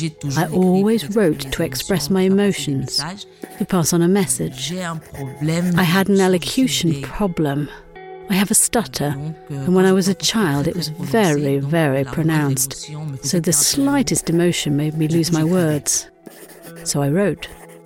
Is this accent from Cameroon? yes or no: yes; Cameroon; now in Berlin, Germany; That's how we thought when we're from Cameroon and when we see a policeman.